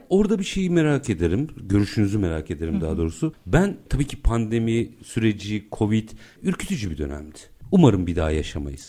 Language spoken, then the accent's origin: Turkish; Istanbul, Turkey; ben doğma büyüme Bakırköylüyüm.